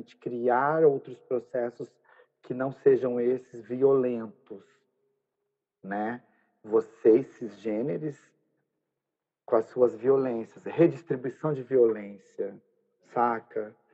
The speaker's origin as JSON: {"language": "Portuguese", "country": "Brazil", "tie": "born there", "said": "esse território também é nosso, nós também somos brasileiras, né? A gente nasceu aqui"}